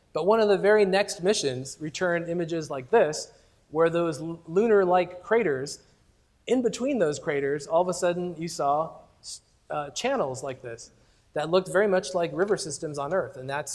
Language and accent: English; Stockton, California, United States; moved away as an adult; now in Los Angeles, United States; I grew up in Stockton. So I'm sort of a Northern California person for the early part of my life, at least. Now LA, after 20-some years, finally getting used to it.